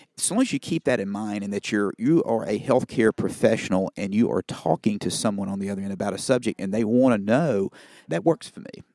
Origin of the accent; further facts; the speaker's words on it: Cleveland, Mississippi, United States; my hometown of Cleveland, Mississippi. where I now practice